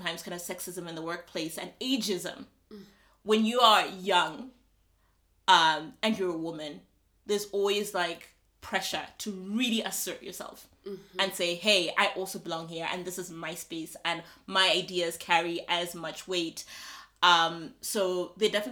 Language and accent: English; Malawi; moved away as an adult; also born or lived in South Africa; I'm from Malawi